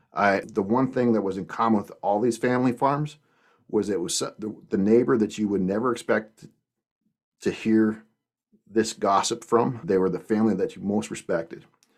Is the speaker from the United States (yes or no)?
no; Canada; I was the guy from Canada that started for Progressive Dairymen about 10 years ago